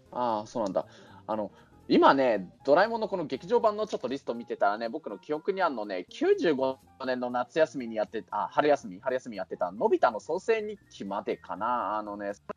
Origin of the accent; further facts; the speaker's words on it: Kunitachi, Tokyo, Japan; 僕の実家のある国立